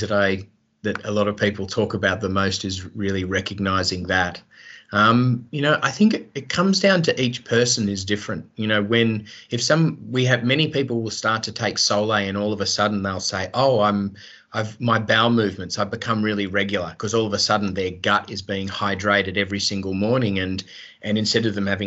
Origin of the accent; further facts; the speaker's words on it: Australia; I grew up in Australia